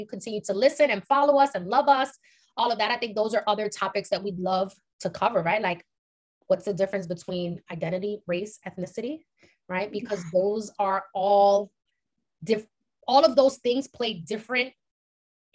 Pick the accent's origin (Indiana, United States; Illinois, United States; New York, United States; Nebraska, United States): New York, United States; New York City; we grew up in East Harlem, which is literally predominantly Latino